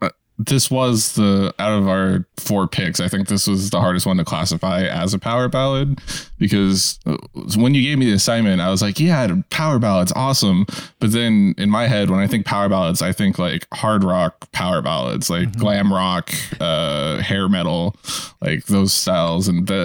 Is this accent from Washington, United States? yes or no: yes; Seattle, Washington, United States; I'm from Seattle